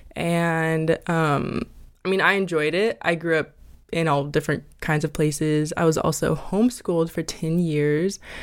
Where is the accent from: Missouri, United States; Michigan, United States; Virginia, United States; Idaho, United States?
Idaho, United States; moved away as an adult; now in Los Angeles, United States; I'm an Idaho girl